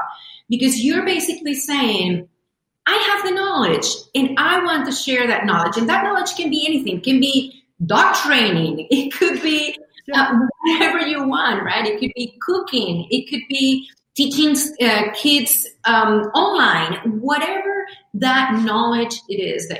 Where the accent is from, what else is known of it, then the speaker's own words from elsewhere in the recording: Venezuela; now in United States; I come from Venezuela. I joke, I say, I have a tag back here that says made in Venezuela. Been here in the U.S. for over 24 years now